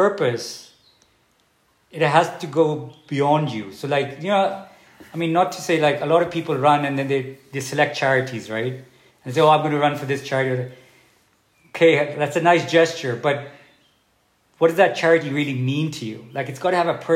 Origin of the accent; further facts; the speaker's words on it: Pakistan; now in Dubai, United Arab Emirates; being a Pakistani